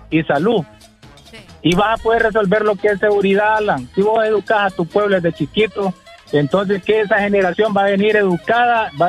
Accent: Honduras; yo soy hondureño

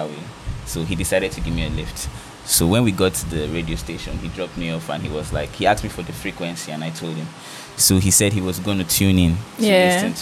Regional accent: Bekwarra, Cross River, Nigeria; I'm from Norton Cross River. I'm from Bekwara, to be precise

